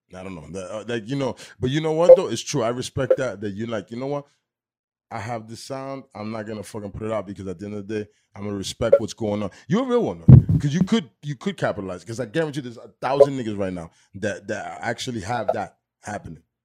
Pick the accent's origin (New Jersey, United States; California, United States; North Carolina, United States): New Jersey, United States; Union City; now in Weehawken, United States; I'm from Union City. I, I live in Weehawken, but I grew up in Union City